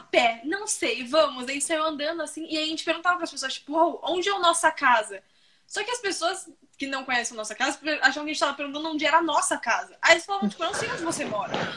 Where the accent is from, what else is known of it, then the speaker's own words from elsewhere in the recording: São Paulo, Brazil; accent: paulistano; also born or lived in Florianópolis; a gente é de São Paulo, então a gente fala assim